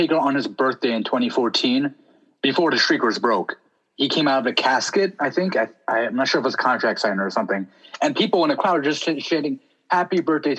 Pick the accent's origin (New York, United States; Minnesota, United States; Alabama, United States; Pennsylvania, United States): New York, United States; Long Island; I come from Long Island